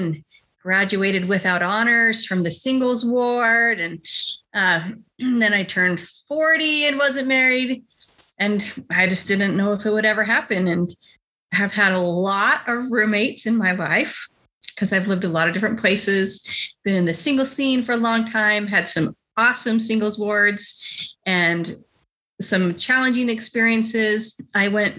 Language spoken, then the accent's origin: English; Utah, United States; I grew up in Utah.